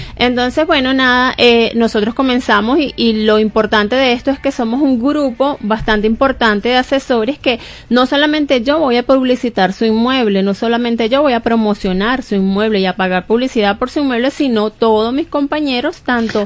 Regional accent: Barquisimeto, Lara, Venezuela; yo soy de Barquisimeto y yo leía El Informador

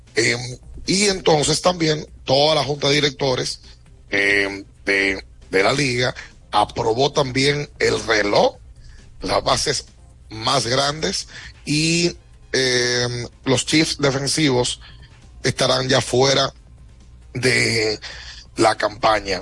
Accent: Dominican Republic; nosotros como dominicanos

